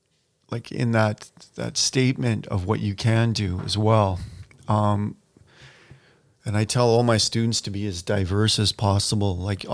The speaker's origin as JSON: {"language": "English", "town": "Campbell River", "region": "British Columbia", "country": "Canada", "tie": "born or raised there", "said": "I grew up in Campbell River."}